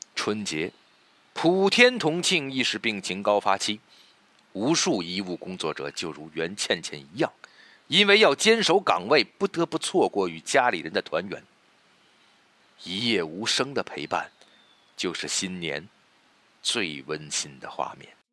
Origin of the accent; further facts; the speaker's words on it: China; 在我们中国人的年里，回家团圆是最最重要的事